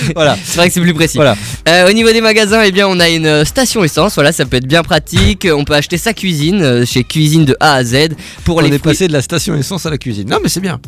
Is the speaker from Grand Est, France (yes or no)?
yes; Strasbourg, Grand Est, France; en tant que Strasbourgeois